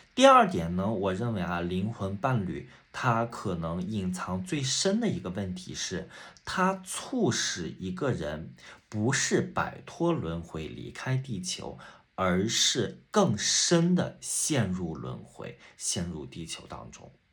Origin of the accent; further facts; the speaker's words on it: near Taiyuan, Shanxi, China; moved away as an adult; also born or lived in Guangzhou; 我们的出生地还是一样的，啊，都是在山西，然后呢，都是在太原这附近